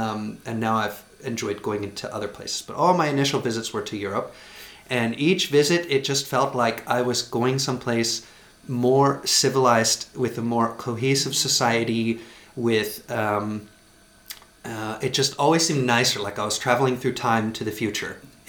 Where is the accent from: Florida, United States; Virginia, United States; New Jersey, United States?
Virginia, United States; Richmond; moved away as an adult; also born or lived in Savannah, Georgia / Austin, Texas / Dallas, Texas / Los Angeles, California; now in Iceland; So I was born and raised in Richmond, Virginia. which was the capital of the South during the Civil War.